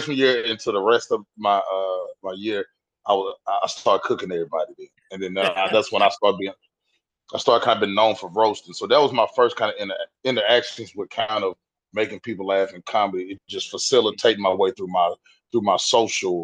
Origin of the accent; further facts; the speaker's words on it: West Tennessee, United States; moved away as an adult; now in Nashville, United States; I'm born and raised Tennessee. I'm from West Tennessee, probably about I'm like 2 hours away from Nashville